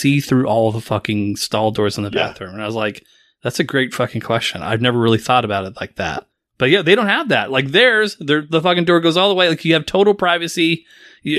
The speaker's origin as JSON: {"language": "English", "country": "United States", "said": "we as Americans"}